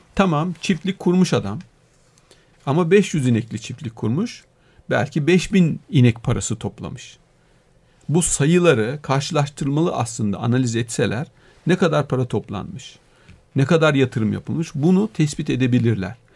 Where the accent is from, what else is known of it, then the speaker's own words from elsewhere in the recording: a mountain village in Denizli, Turkey; moved away; Ben, e, Denizli'de bir dağ köyü, hani doğduğum yer